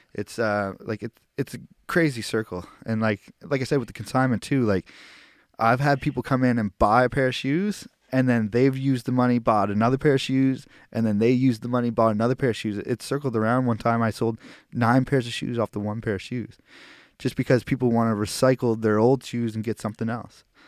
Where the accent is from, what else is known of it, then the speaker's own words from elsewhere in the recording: Halifax, Nova Scotia, Canada; I'm from Halifax